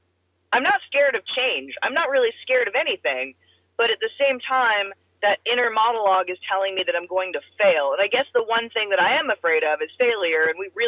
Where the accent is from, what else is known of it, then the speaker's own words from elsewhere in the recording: Pacific Northwest, United States; I'm from the Pacific Northwest. There's rock climbing there.